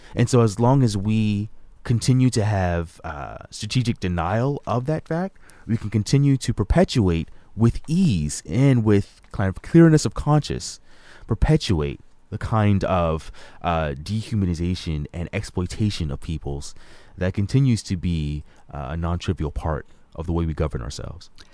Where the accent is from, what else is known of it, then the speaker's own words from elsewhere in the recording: Hampton, Virginia, United States; moved away; I was born in Hampton, Virginia. I call Hampton, Virginia my hometown, is where my mom continues to live.